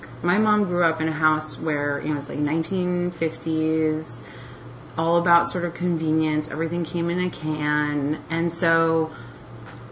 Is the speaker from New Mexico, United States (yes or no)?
yes; New Mexico, United States; I was born in New Mexico.